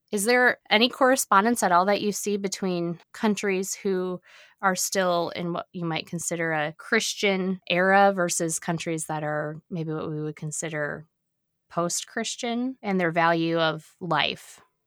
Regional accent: United States; an American citizen born and raised

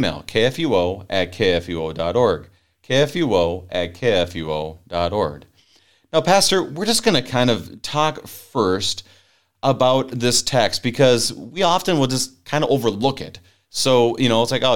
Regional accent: Minnesota, United States; I was born up in Minnesota

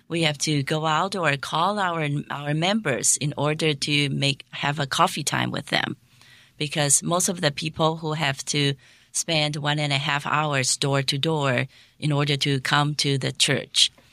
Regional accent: Taiwan; moved away as an adult; also born or lived in Hong Kong; now in South Korea; I am a, a native Taiwanese.

